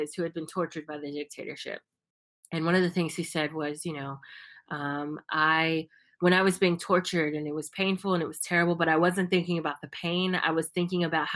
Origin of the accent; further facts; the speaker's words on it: United States; now in Brazil; I'm from the US